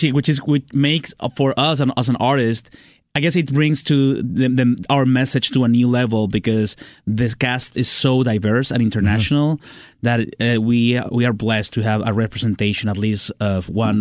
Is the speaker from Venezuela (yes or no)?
yes; Venezuela; English is a second language; moved away as an adult; I'm from Venezuela.